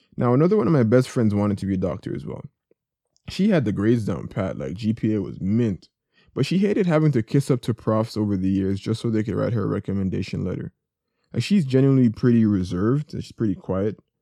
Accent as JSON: {"language": "English", "country": "Jamaica", "tie": "born or raised there", "said": "I grew up in Jamaica."}